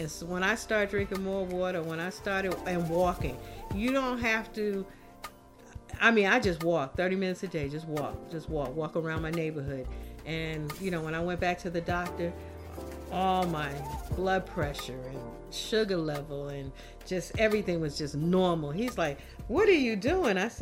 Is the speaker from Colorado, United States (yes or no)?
no; New York, United States; I'm a New Yorker.